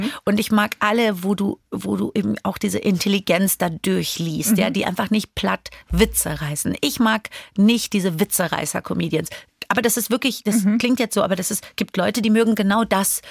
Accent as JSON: {"language": "German", "town": "Frankfurt", "region": "Hesse", "country": "Germany", "also_born_or_lived": "Iran", "said": "ich bin Iranerin, ich bin Frankfurterin"}